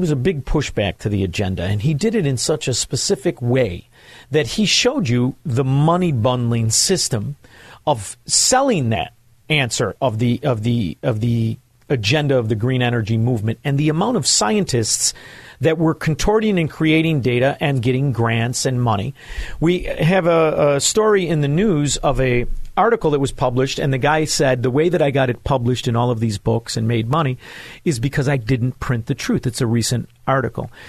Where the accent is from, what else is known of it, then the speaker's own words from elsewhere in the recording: Chicago, Illinois, United States; I'm from Chicago